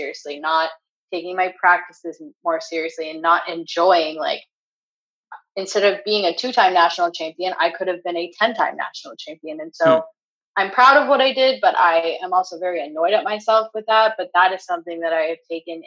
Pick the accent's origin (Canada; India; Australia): Canada; moved away as an adult; also born or lived in New York / Los Angeles; now in California, United States; growing up in Canada